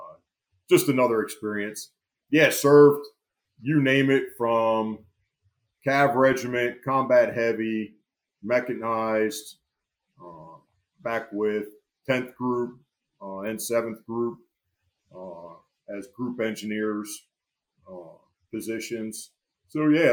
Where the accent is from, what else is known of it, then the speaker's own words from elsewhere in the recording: Florence, New Jersey, United States; I grew up in Florence, New Jersey, a small town in Burlington County